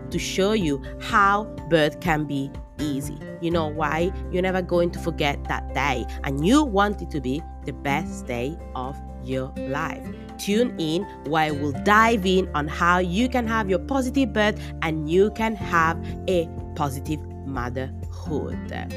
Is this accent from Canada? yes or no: no; Italy; first language Italian; English is a second language; moved away as an adult; now in Australia; I was born in Italy